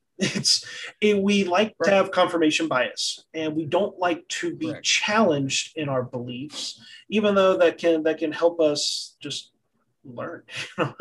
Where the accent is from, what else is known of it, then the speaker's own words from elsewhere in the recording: the South, United States; I'm from the South. The South is typically more conservative